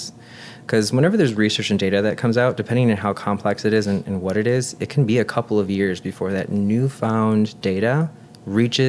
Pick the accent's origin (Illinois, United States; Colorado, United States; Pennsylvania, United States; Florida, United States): Illinois, United States; West Suburbs of Chicago; We grew up here in the West Burbs, and even in nursing school, I always knew I wanted to work at one of the bigger hospitals